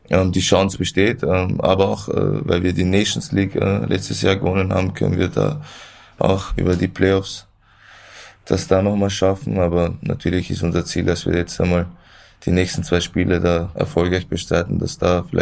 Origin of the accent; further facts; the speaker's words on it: Vienna, Austria; ich bin in Wien geboren, da aufgewachsen und ähm